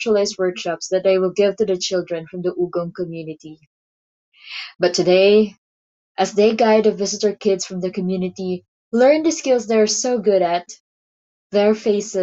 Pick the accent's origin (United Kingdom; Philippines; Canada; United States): Philippines; my life as a teacher and as a writer and as a Filipina